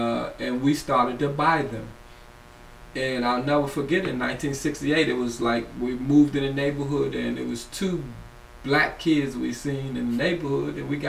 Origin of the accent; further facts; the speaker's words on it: Washington, District of Columbia, United States; Well, I'm from Ward 4, but I was born on the south side, the east of the river.